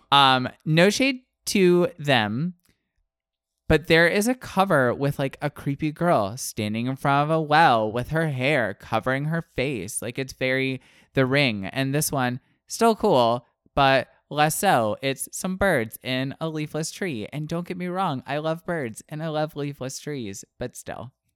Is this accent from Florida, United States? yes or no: yes; Florida, United States; I'm from the Panhandle